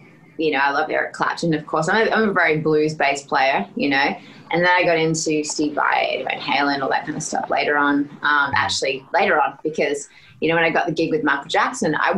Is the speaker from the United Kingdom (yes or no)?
no; Australia; moved away as an adult; now in Los Angeles, United States; I'm Australian